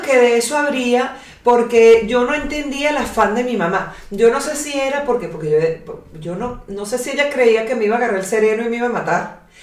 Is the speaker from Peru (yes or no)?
no; Caracas, Capital District, Venezuela; now in Pilar, Argentina; vengo de Caracas